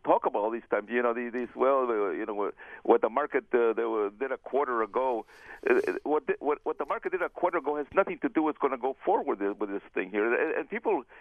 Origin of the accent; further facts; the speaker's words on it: California, United States; moved away; I'm from California, and I used to do real estate up there